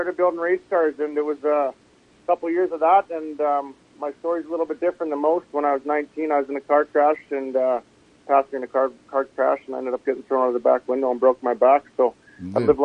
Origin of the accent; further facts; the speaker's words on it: Quesnel, British Columbia, Canada; Quinnell, BC is my hometown. Spent a lot of time growing up here racing